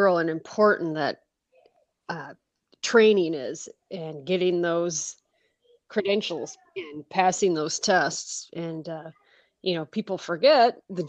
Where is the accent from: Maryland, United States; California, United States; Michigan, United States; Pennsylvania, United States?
Michigan, United States; moved away as an adult; now in Oregon, United States; I grew up in Michigan, and that's where I got my schooling